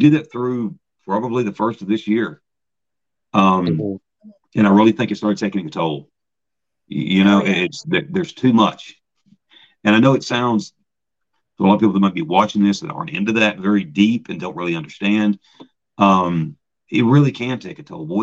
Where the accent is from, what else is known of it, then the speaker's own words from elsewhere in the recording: Gatlinburg, Tennessee, United States; moved away as an adult; also born or lived in Mount Pleasant, Iowa; now in Brodhead, United States; I was from Gatlinburg